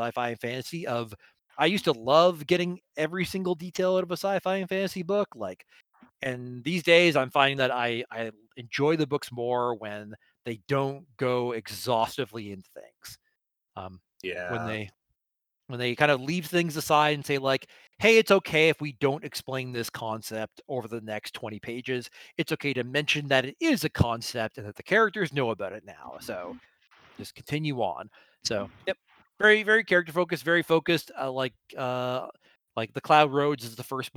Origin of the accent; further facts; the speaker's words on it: Canada; as a Canadian